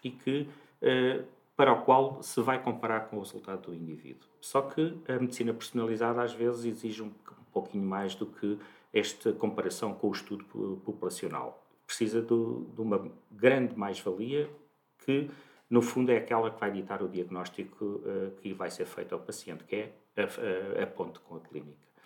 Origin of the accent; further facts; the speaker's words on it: Santarém, Santarém District, Portugal; moved away as an adult; now in Lisbon, Portugal; eu nasci em Santarém